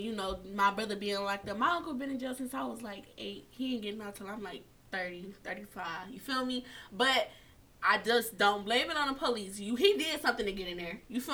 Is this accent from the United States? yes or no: yes; Detroit, Michigan, United States; I'm from Detroit